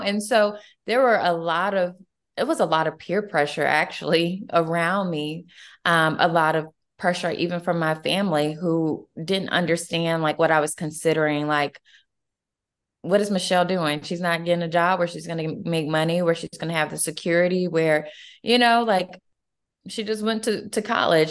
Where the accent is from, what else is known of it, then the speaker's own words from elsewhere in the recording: Atlanta, Georgia, United States; I'm originally from Atlanta, Georgia. So I'm a true Georgia girl through and through